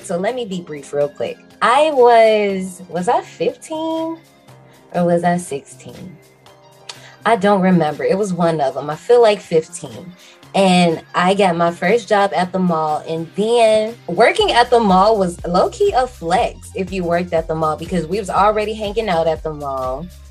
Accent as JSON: {"language": "English", "town": "Gary", "region": "Indiana", "country": "United States", "tie": "born or raised there", "moved": "as an adult", "said": "So I worked at one in my hometown in Gary, Indiana."}